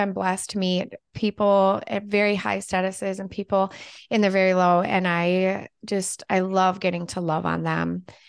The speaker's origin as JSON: {"language": "English", "region": "California", "country": "United States", "tie": "born or raised there", "moved": "yes", "said": "Well, I'm the opposite. I grew up in California, but live in Minnesota."}